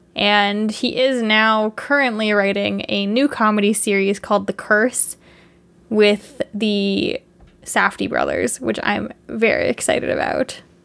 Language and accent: English; Canada; as two Canadian people